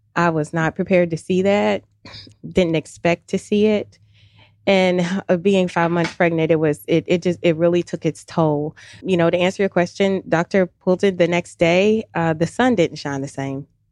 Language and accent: English; Louisville, Kentucky, United States; moved away as an adult; now in Alpharetta, United States; originally from Louisville, Kentucky